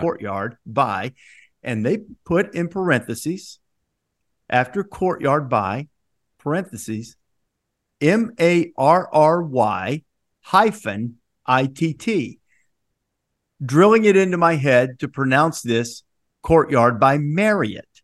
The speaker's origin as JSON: {"language": "English", "region": "Alabama", "country": "United States", "tie": "born or raised there", "said": "I grew up in Alabama"}